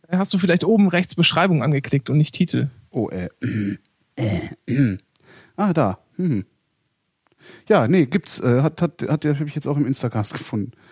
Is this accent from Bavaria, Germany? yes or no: no; Göttingen, Lower Saxony, Germany; Äh, ich komme hier aus Göttingen